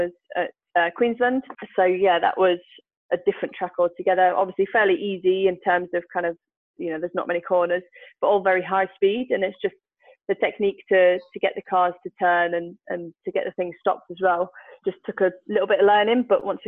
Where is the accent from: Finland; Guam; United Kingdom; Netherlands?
United Kingdom; I'm a girl from Britain